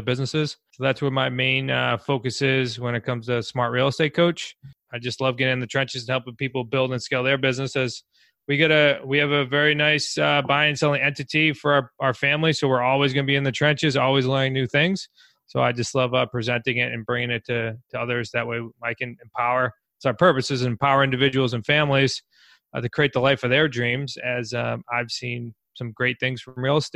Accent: New England, United States; As we are from New England

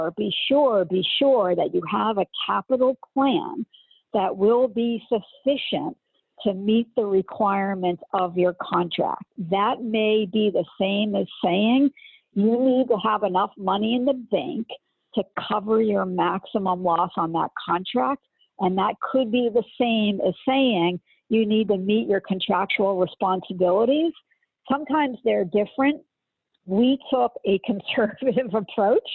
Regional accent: Northeast, United States; I'm from the Northeast

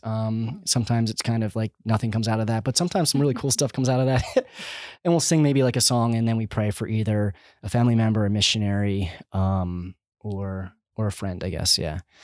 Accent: Schwenksville, Pennsylvania, United States; also born or lived in Kentucky; I grew up in Schwanksville, which we're actually in Schwanksville now in our home

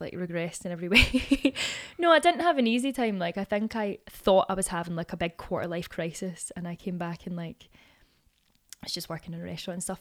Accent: East Kilbride, Scotland, United Kingdom; moved away as an adult; also born or lived in Wales; I grew up in East Kilbride, just, like, feeling totally one hundred percent Scottish

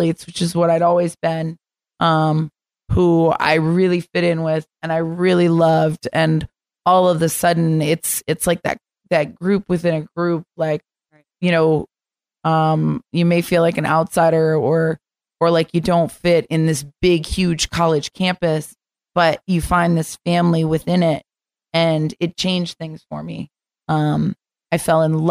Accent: Florida, United States; moved away as an adult; I'm from Florida

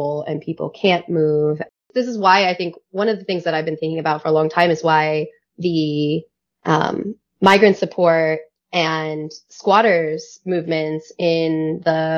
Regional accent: California, United States; I'm from California

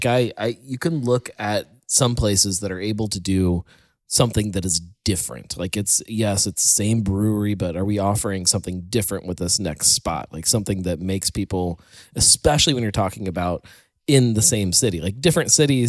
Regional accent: West Virginia, United States; I'm from West Virginia.

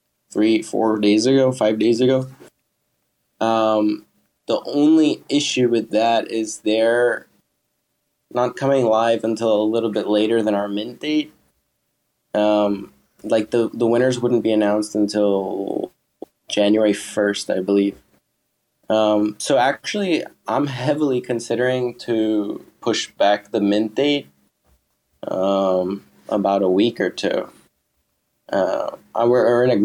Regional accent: United States; now in Thailand; I'm American and I don't live there, but I would like to go back and see my family

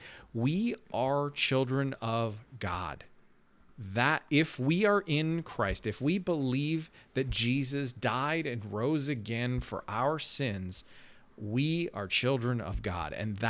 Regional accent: Canada; moved away; understanding that I'm Canadian makes me make a lot more sense

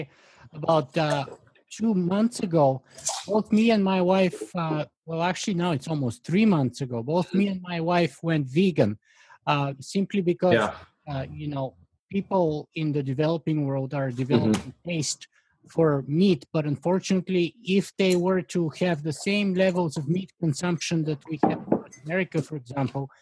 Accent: Bulgaria; moved away; I grew up in Bulgaria

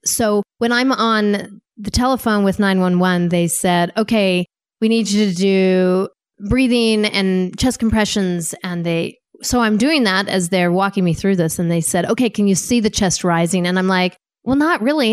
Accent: Wyoming, United States; moved away as an adult; also born or lived in Saint Louis, Missouri / Maryland / Virginia / Washington, D.C.; I grew up in Wyoming

